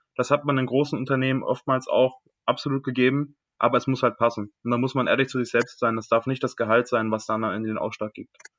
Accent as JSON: {"language": "German", "area": "near Düsseldorf", "region": "North Rhine-Westphalia", "country": "Germany", "tie": "born or raised there", "also_born_or_lived": "Lake Constance", "moved": "as an adult", "said": "weg aus meiner Heimat. Ich komme aus der Nähe von Düsseldorf"}